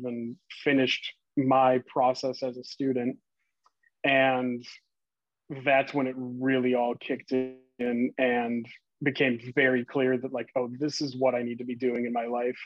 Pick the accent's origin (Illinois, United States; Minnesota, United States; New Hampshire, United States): Minnesota, United States; moved away; I'm originally from Minnesota.